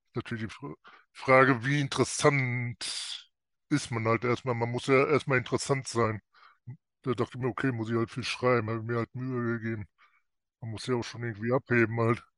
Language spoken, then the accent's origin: German; North Rhine-Westphalia, Germany; ich komme aus Nordrhein-Westfalen